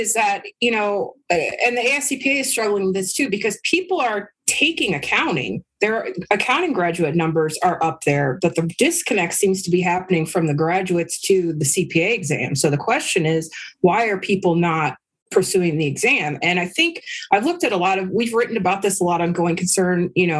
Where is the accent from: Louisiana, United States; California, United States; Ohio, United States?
California, United States; San Francisco; San Francisco.